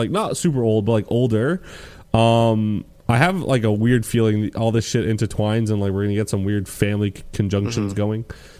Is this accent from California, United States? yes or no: no; Brooklyn, New York, United States; I'm from Brooklyn, bro.